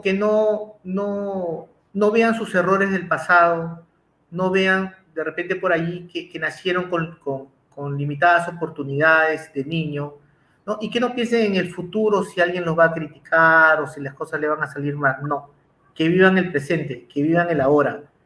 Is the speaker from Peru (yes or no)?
yes; Peru; yo en Perú